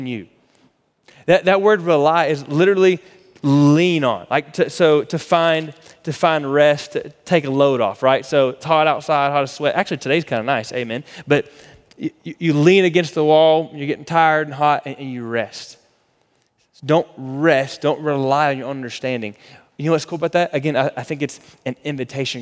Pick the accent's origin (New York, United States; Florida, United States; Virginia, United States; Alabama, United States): Florida, United States; now in Texas, United States; we grew up in Florida